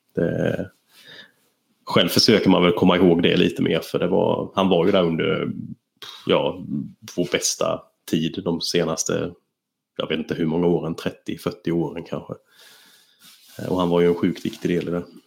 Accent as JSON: {"language": "Swedish", "region": "Småland", "country": "Sweden", "moved": "yes", "said": "som smålänning"}